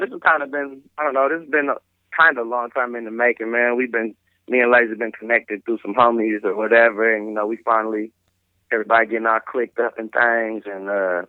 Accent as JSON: {"language": "English", "region": "Texas", "country": "United States", "said": "I'm from Texas"}